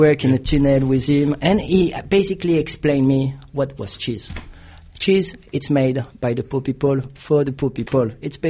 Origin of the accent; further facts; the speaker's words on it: Ventimiglia, Liguria, Italy; English is a second language; also born or lived in France; now in Australia; Often I was sleeping in Italy and living in France. Basically, I'm from the border of France and Italy.